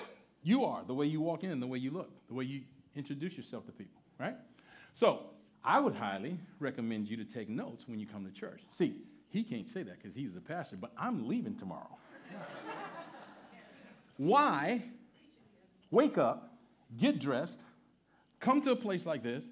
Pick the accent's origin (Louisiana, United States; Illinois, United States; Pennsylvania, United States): Louisiana, United States; moved away as an adult; now in New York, United States; I grew up in Louisiana in the mid-60s to the early 80s